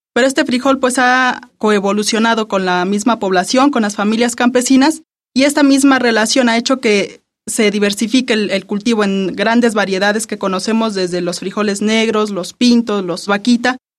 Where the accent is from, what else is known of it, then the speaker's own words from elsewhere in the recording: Mexico; nuestra identidad como mexicanos